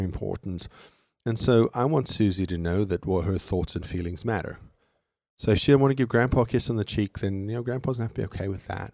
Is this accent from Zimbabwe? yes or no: no; South Africa; moved away; fly down to my hometown